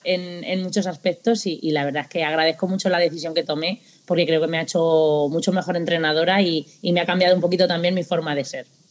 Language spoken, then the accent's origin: Spanish; Castilla-La Mancha, Spain; moved away as an adult; now in Japan; Estudié también eh, magisterio en la Universidad de, allí de Castilla-La Mancha, de donde yo soy